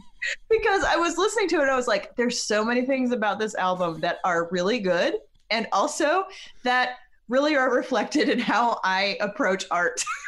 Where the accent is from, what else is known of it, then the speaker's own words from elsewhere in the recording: Black Mountain, North Carolina, United States; I grew up in Black Mountain, North Carolina